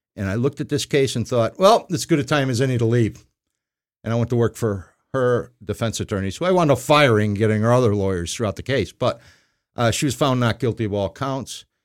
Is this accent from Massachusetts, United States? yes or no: no; Burbank, Illinois, United States; also born or lived in South Side, Chicago; grew up in Burbank, which is on the edge of Chicago